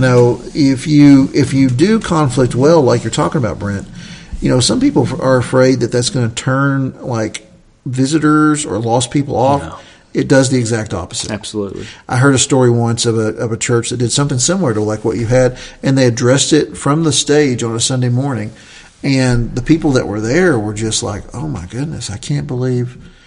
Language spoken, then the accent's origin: English; Southern Appalachia, United States; I love being a Southerner. I love being from the South. We're from Southern Appalachia